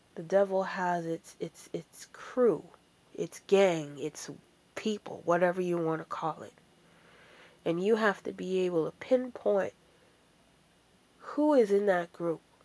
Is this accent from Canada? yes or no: yes; Ontario, Canada; also born or lived in Washington, D.C. / Jamaica; as a Christian girl growing up in Ontario